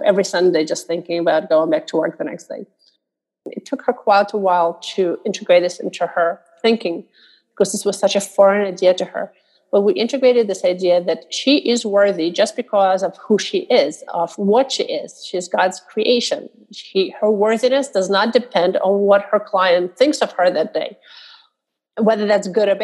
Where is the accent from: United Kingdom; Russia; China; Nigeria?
Russia; moved away; growing up in Russia, one of the things you're taught is that nobody cares what you think